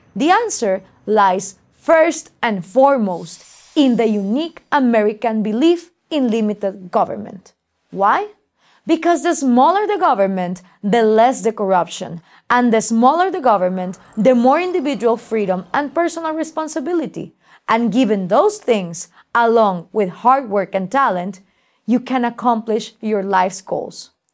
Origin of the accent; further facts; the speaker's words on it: Guatemala